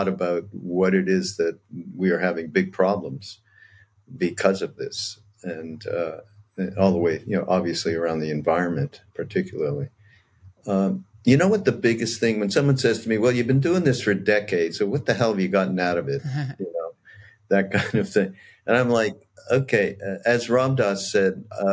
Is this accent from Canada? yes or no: yes; Canada; I'm Canadian